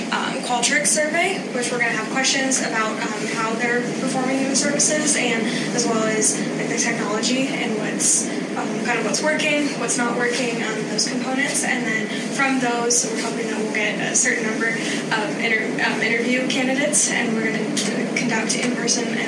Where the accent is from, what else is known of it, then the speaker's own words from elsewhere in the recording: Orange County, California, United States; I'm from Orange County, California